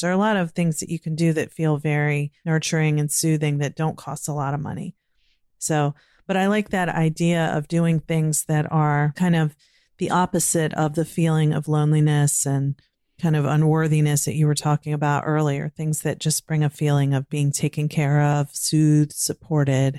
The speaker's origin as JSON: {"language": "English", "region": "Virginia", "country": "United States", "tie": "born or raised there", "moved": "yes", "lives_now": "Maryland, United States", "said": "I grew up in Virginia and now living in Maryland"}